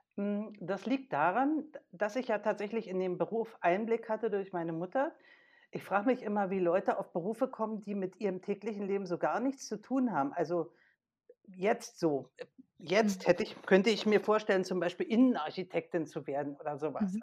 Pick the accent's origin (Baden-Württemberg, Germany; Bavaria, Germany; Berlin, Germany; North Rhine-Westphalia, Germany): Berlin, Germany; als aktives Gemeindemitglied bei uns in Berlin